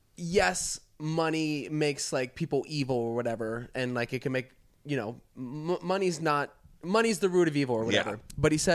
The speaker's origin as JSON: {"language": "English", "region": "Florida", "country": "United States", "said": "we are two kids from Florida"}